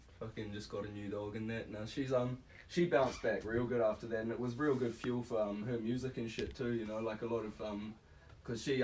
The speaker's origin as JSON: {"language": "English", "town": "New Plymouth", "region": "Taranaki", "country": "New Zealand", "tie": "born or raised there", "also_born_or_lived": "Australia / Auckland", "said": "Spent pretty much all my life in New Plymouth, other than moved over to Oz for a bit when I was like 10 to live with my piece of shit dad"}